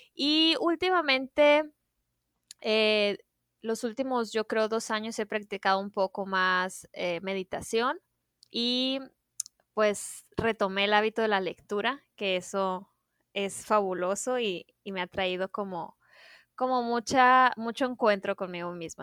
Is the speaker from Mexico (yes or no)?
yes; Sonora, Mexico; somos tres nutriólogas sonorenses, las tres somos amigas y mujeres mexicanas